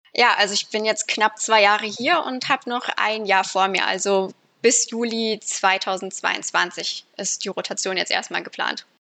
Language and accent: German; Fulda, Hesse, Germany; moved away as an adult; also born or lived in Baden-Württemberg / Düsseldorf; now in United States; ursprünglich komme ich aus Fulda in Hessen